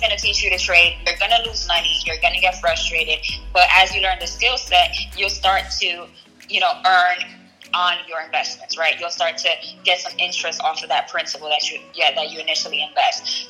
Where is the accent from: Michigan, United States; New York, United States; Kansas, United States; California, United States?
New York, United States; New York City; accent: Bronx; moved away as an adult; also born or lived in Syracuse; I left the Bronx